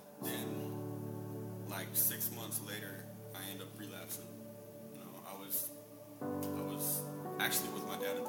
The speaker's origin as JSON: {"language": "English", "town": "Franklin", "region": "North Carolina", "country": "United States", "also_born_or_lived": "Okinawa / Hawaii", "said": "27 years old. I'm originally from Franklin, North Carolina."}